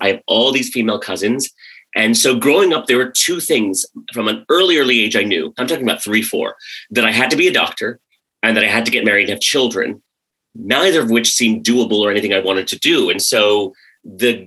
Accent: United States; also born or lived in Karachi, Pakistan / Maryland / West Virginia; grew up mostly in rural Maryland and rural West Virginia

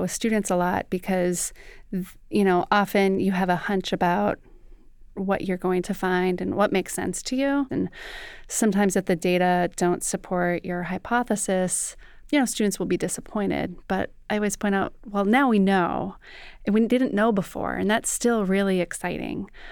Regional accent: Fargo, North Dakota, United States; I grew up in Fargo, North Dakota

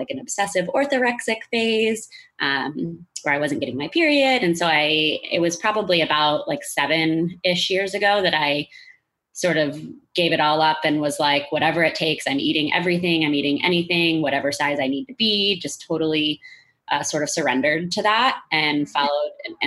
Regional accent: St. Louis, Missouri, United States; I am from St. Louis

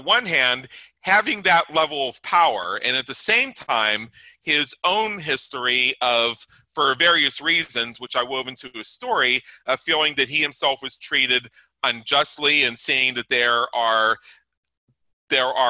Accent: United States; being an American

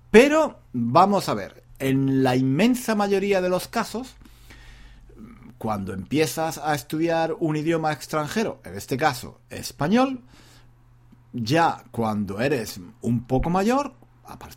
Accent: South, Spain; now in London, United Kingdom; él es del norte. Yo soy, yo soy del sur. No sé, no sé si eh, tenemos un acento muy diferente. Yo creo que no, yo creo que no, porque los dos, los dos, … y yo, llevamos muchos años viviendo fuera de España.

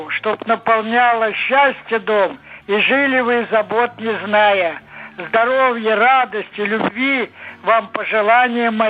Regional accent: Dorogobuzh, Smolensk Oblast, Russia; Я родился на Смоленщине, когда начиналась война.

